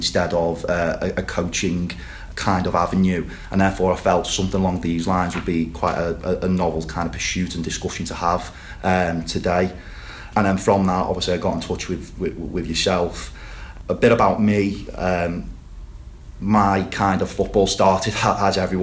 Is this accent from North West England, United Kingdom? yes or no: yes; the Wirral, North West England, United Kingdom; I am from the Wirral